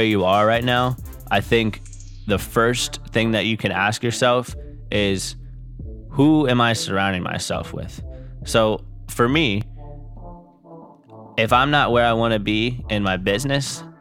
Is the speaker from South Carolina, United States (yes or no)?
yes; Charleston, South Carolina, United States; growing up in Charleston